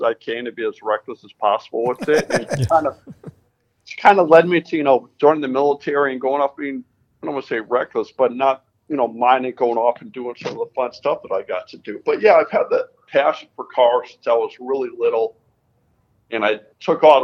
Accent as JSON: {"language": "English", "region": "Connecticut", "country": "United States", "tie": "born or raised there", "said": "I grew up in Connecticut"}